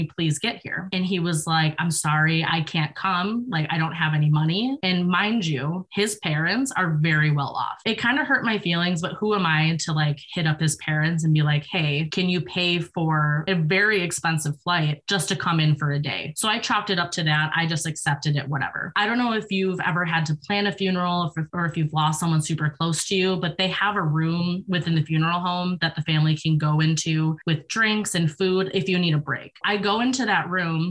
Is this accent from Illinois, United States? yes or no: no; New York, United States; moved away; I'm from New York